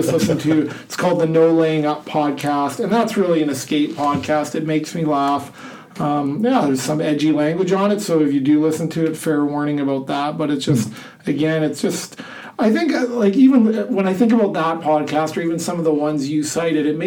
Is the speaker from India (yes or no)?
no; Canada; now in Iowa, United States; I like being Canadian